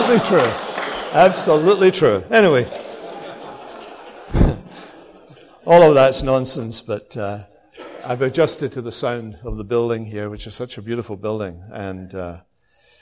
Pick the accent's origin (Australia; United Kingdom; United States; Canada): United Kingdom; Scotland; I'm from Scotland